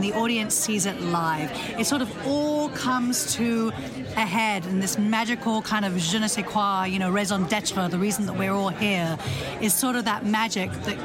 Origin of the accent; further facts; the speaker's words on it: London, United Kingdom; now in New York City, United States; I'm originally from London, England.